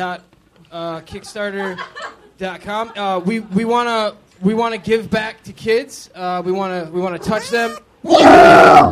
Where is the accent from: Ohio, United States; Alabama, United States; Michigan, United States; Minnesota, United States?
Michigan, United States; Detroit; I'm from Detroit